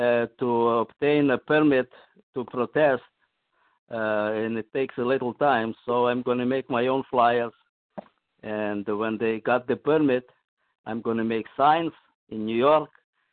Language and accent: English; Russia; English is a second language; Yeah, I'm also from Russia.